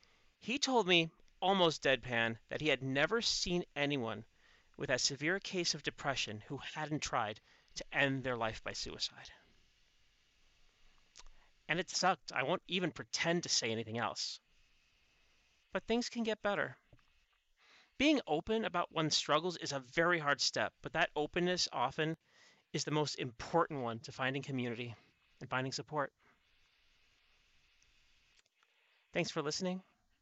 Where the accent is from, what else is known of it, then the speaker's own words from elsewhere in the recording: Chicago, Illinois, United States; accent: Chicago; now in Canada; I still have legacies of being born in the States. My accent, though it's shifted, still is based in my Chicago dialect, though with modifications over time.